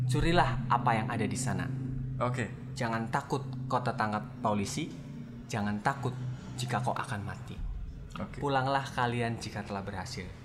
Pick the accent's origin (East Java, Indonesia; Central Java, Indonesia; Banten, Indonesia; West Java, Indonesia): Central Java, Indonesia; Cilacap; jadi desa saya apa Cilacap itu punya jargon